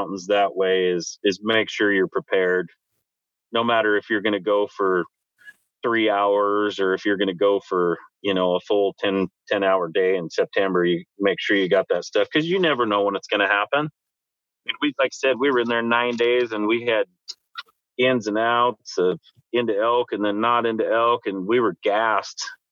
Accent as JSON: {"language": "English", "region": "Washington coast", "country": "United States", "tie": "born or raised there", "said": "growing up on the Washington coast, I mean, it's a jungle over here"}